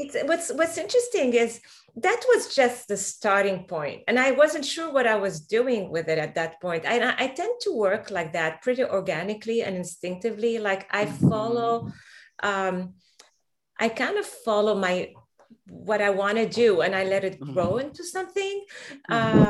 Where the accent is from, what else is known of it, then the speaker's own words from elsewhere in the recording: Lebanon; now in Boston, United States; the Middle East where I'm from. I'm originally Lebanese from Palestinian parents